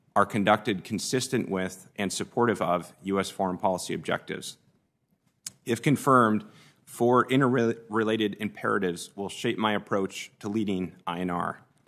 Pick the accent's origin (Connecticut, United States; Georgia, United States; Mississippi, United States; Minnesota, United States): Minnesota, United States; moved away as an adult; now in Washington, United States; my upbringing in Minnesota